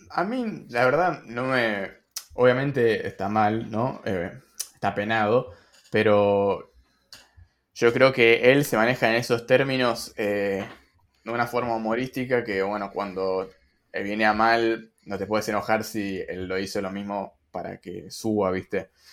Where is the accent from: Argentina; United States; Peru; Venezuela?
Argentina; los que tenemos una moneda quizás no es tan fuerte